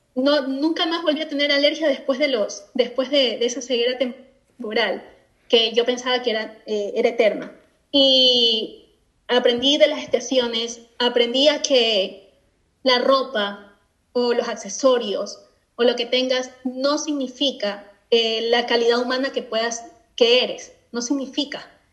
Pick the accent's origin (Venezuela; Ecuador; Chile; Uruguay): Ecuador; also born or lived in Spain; now in Scotland; efectivamente soy de Ecuador, soy latina, eh, vivo en Escocia